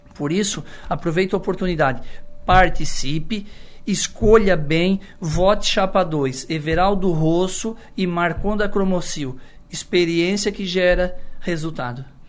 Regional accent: Içara, Santa Catarina, Brazil; eu sou da, do Poço 3, uma comunidade do interior, morei por bastante tempo na terceira linha, interior

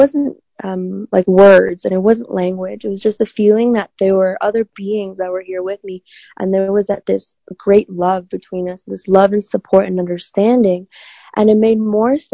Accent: China; moved away; I grew up in China

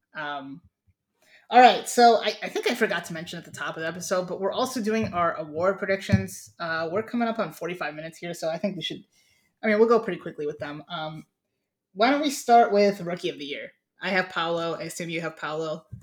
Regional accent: Ohio, United States; we're from Ohio

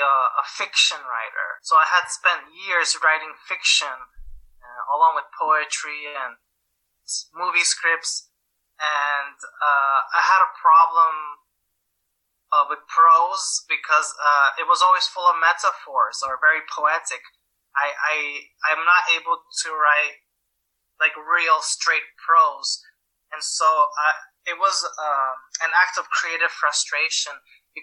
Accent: United States; moved away as an adult; now in Slovakia; I'm American

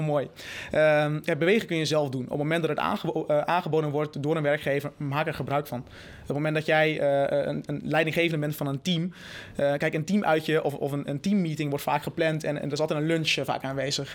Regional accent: Netherlands; moved away; also born or lived in United States

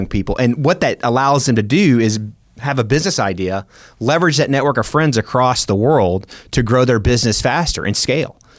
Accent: Memphis, Tennessee, United States; also born or lived in Warner Robins, Georgia; now in Oklahoma City, United States; I grew up in Memphis, Tennessee

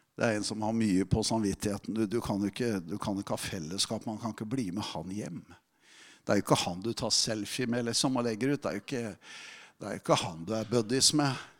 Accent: Telemark, Norway; moved away; i Telemark, der jeg kommer ifra

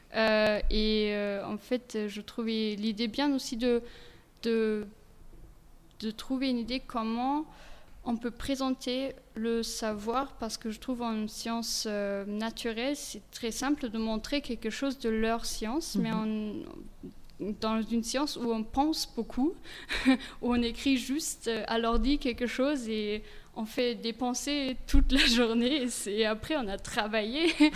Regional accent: Bavaria, Germany; French is a second language; moved away as an adult; also born or lived in Regensburg / Clermont-Ferrand / Metz / Luxembourg; je suis née et j'ai grandi en Bavière

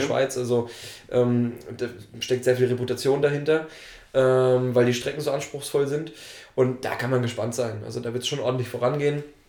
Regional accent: Thuringia, Germany; Ich komme ja aus Thüringen

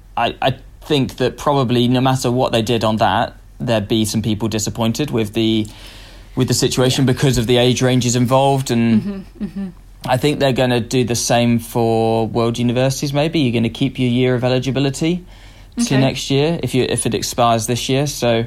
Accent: United Kingdom; as I think as a Brit at the moment

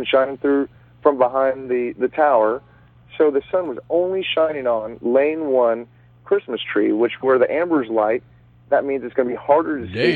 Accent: Dallas, Texas, United States; I'm going back to my home state of Texas. I'm from Dallas

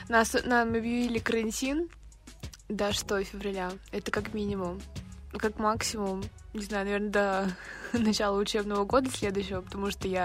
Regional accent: Siberia, Russia; с вами подкаст «Дневник Сибирячки». И это история обо мне. Месте, откуда я родом, холодной и душевной Сибири

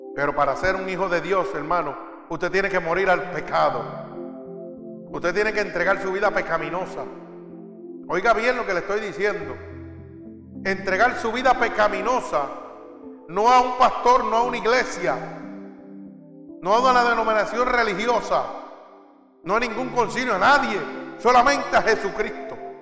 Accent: Puerto Rico; moved away; como dicen en mi pueblo, allá en Puerto Rico

